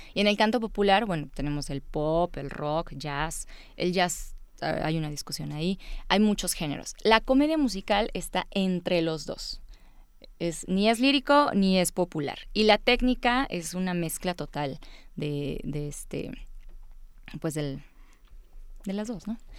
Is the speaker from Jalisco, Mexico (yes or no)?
no; Puebla, Mexico; born or raised there; also born or lived in Veracruz